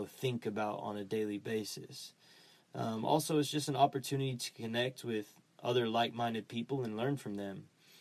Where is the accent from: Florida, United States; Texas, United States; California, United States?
Texas, United States; Dallas; I grew up in Dallas, Texas